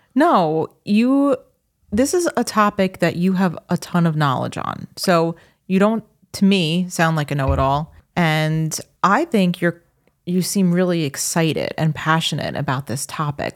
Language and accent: English; Long Island, New York, United States; moved away as an adult; also born or lived in Minnesota; we're Long Islanders